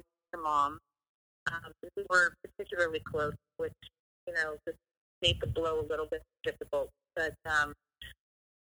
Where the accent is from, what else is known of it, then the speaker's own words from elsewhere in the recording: Fresno, California, United States; moved away as an adult; also born or lived in Los Angeles; come back to Fresno, and I moved home